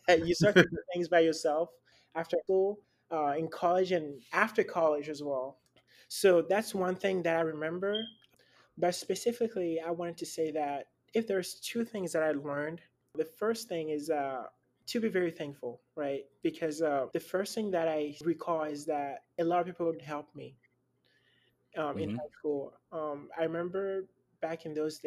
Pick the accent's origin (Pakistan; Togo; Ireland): Togo; Lomé, Maritime; now in Dallas, United States; born in Lomé, Togo, which is northwest of Africa.